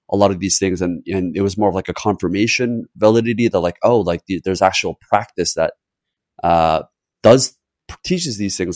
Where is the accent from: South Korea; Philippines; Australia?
South Korea; moved away; also born or lived in Canada / United States; growing up in Korea and then having moved to Canada and the US